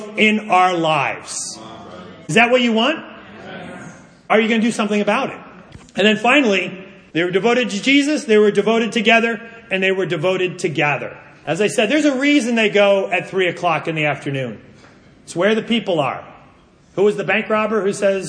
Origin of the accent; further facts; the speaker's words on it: United States; I'm an American living in the most individualistic society